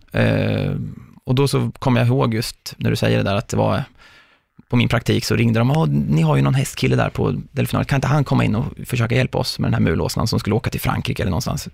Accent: Mjölby, Östergötland, Sweden; där jag bodde då i Mjölby, där jag är uppvuxen.

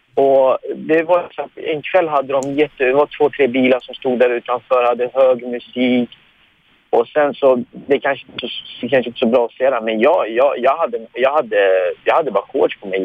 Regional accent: Iran; now in Sweden; jag är ju pers, jag är iranier

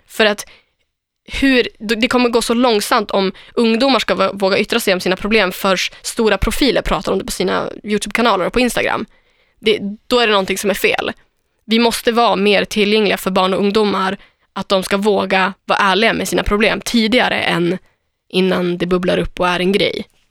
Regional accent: Umeå, Västerbotten County, Sweden; moved away; Östra Ersboda, där jag kommer ifrån.

